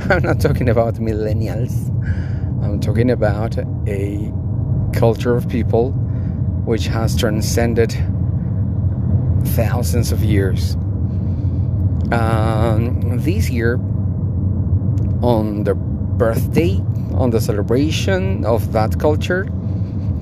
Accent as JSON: {"language": "English", "country": "Bolivia", "said": "I live and I am from Bolivia"}